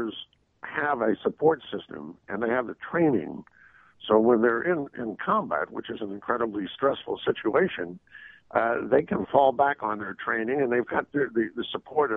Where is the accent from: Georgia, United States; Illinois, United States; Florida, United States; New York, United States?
New York, United States; New York City; I grew up in Brooklyn, and that's where I learned on the street.